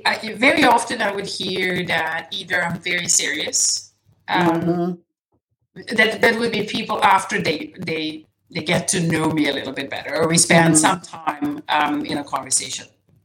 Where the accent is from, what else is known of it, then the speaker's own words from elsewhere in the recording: Serbia; first language Serbian; English is a second language; I studied Serbian, my native my mother tongue.